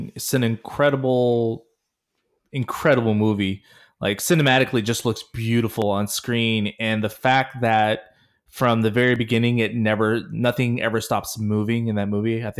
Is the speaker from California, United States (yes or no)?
yes; Oakland, California, United States; my hometown of Oakland, California